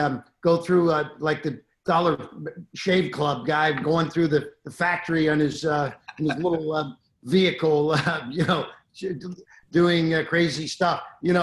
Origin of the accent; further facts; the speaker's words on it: Florida, United States; Come to my home state of Florida.